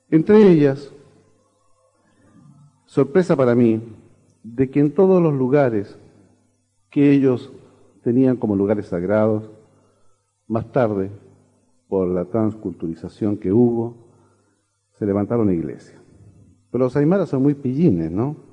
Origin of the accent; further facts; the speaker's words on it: Chile; soy chileno.